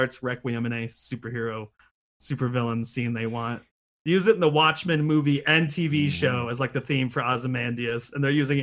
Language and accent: English; United States; no accent as an American, I mean not even a British or an Australian accent